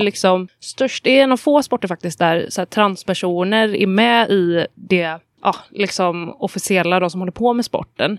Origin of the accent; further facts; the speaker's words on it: Gråbo, Västra Götaland, Sweden; moved away as an adult; now in Gothenburg, Sweden; jag är uppvuxen i Gråbo, men bor i Göteborg sedan kanske fem år tillbaka